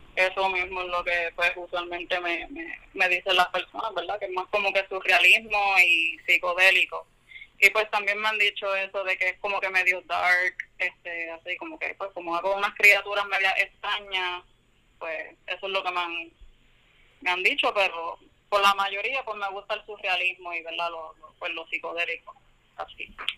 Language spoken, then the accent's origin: Spanish; San Juan, Puerto Rico; now in Camuy, Puerto Rico; Vengo de San Juan